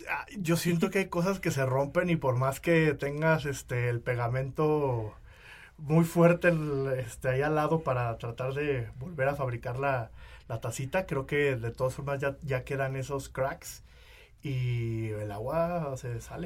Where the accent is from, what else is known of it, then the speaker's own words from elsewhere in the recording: Uruapan, Michoacán, Mexico; also born or lived in Guadalajara; now in Mexico City, Mexico; yo vivía en Uruapan, yo nací en Uruapan, Michoacán.